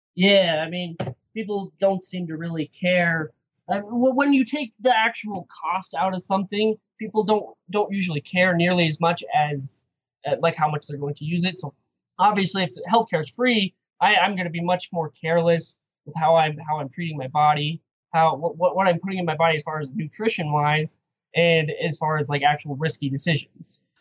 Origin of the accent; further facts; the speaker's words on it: Idaho, United States; moved away as an adult; now in Salt Lake City, United States; I'm from Idaho. I was fighting out in Idaho for a few years